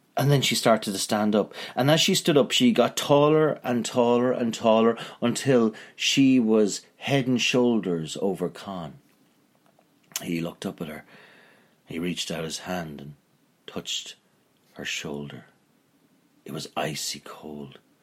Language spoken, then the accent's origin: English; Northern Ireland, United Kingdom